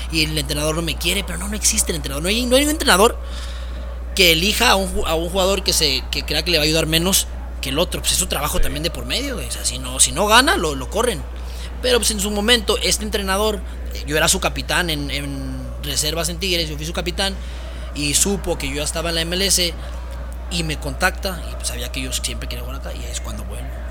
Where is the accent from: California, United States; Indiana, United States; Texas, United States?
Texas, United States; Dallas; moved away as an adult; also born or lived in Guadalajara; now in Ciudad Juárez, Mexico; yo soy de Estados Unidos, soy de Dallas, de Dallas, Texas. Mis papás son, son chilangos, son del DF, pero yo nazco en Estados Unidos. Ahí hago toda mi carrera, bueno, desde niño, la prepa